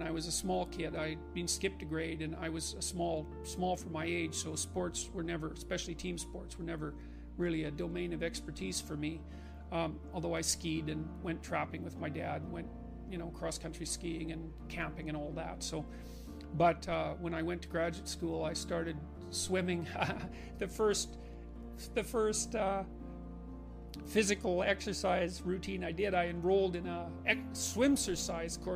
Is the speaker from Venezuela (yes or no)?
no; Fairview, Alberta, Canada